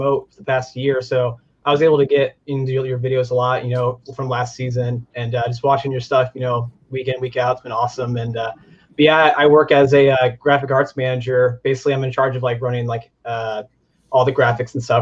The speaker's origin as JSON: {"language": "English", "town": "Indianapolis", "region": "Indiana", "country": "United States", "said": "I am from Indy"}